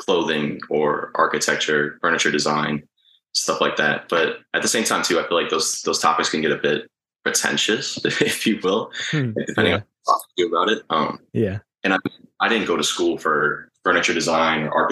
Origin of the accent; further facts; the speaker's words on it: Tampa, Florida, United States; also born or lived in Long Island, New York / Uruguay (family); I was born in Long Island, but we moved to Tampa when I was like 3 or 4.